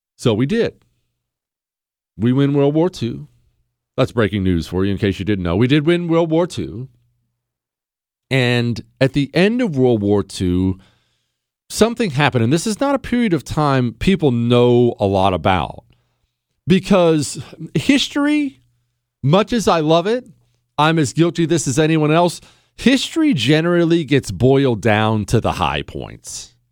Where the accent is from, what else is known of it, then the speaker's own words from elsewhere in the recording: United States; I'm an American